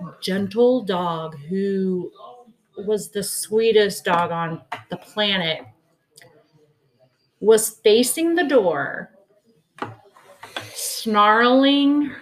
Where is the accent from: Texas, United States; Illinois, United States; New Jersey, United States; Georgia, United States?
Texas, United States; also born or lived in Pennsylvania; I was born and raised in Texas.